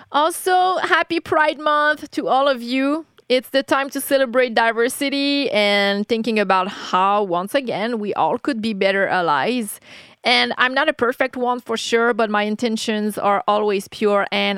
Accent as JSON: {"language": "English", "country": "Canada", "said": "being a Canadian"}